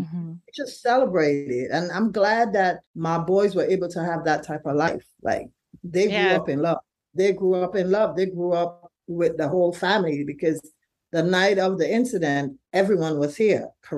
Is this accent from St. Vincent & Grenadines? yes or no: yes; St. Vincent & Grenadines; now in Brooklyn, United States; So like you said, we're from St. Vincent originally, but Tyler grew up in a home. We live on East 8th and Beverly in Brooklyn, and we've been living in this home for 31 years.